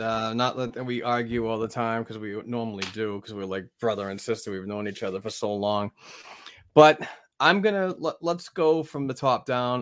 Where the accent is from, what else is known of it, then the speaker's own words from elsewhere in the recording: Amesbury, Massachusetts, United States; my hometown of Amesbury, Mass